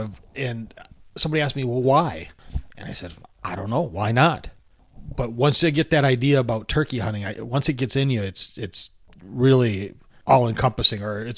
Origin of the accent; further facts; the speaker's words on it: Michigan, United States; now in South Texas, United States; when I was a kid growing up in Michigan